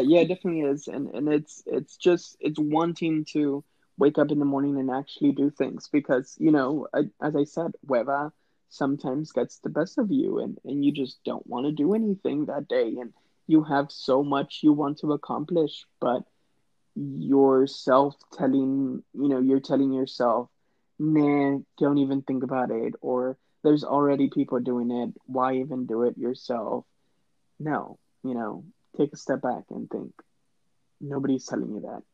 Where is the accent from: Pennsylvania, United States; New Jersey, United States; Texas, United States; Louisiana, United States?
Texas, United States; Laredo; also born or lived in San Marcos, Texas; I was raised in Laredo, Texas